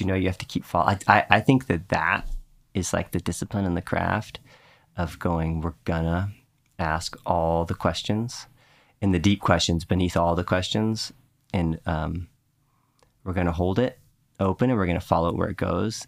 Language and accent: English; Houston, Texas, United States; where I grew up in Texas with the, the way the rainstorms would come through in Houston